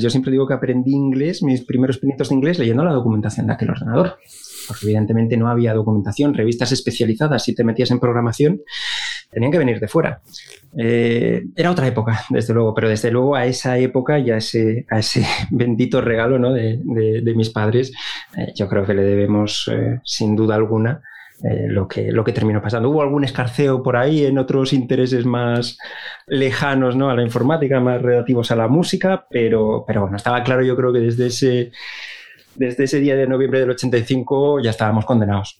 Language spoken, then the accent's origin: Spanish; Avilés, Asturias, Spain; moved away as an adult; yo soy de, de Avilés, del fantástico barrio de la Luz